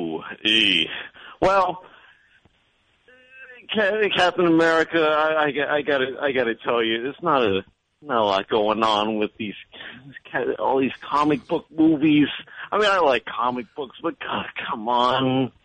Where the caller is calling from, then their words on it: Orlando, Florida, United States; No, actually, Orlando.